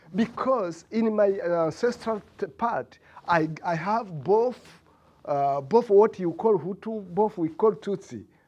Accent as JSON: {"language": "English", "country": "Rwanda", "moved": "as an adult", "lives_now": "United States", "said": "I am from Rwanda."}